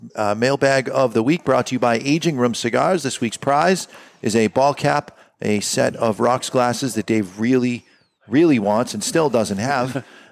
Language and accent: English; Johannesburg, Gauteng, South Africa; I hail from Johannesburg, South Africa.